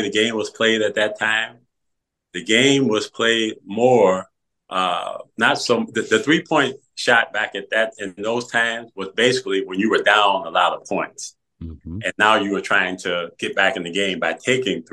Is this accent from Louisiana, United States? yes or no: no; Pontiac, Michigan, United States; in my hometown in Pontiac.